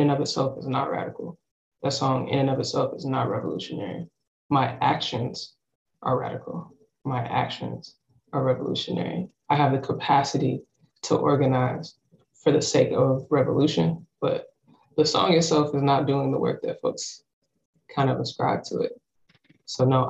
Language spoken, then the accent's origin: English; Charlotte, North Carolina, United States; also born or lived in Philadelphia, Pennsylvania; now in Brooklyn, United States; I was born in Charlotte